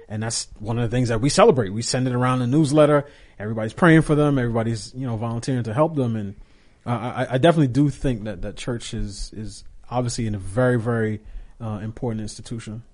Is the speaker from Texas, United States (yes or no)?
no; New York, United States; as a kid growing up in New York